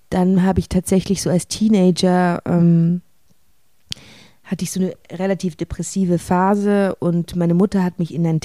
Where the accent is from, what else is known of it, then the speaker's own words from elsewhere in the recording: Switzerland; Ja, also ich komme hier aus der Schweiz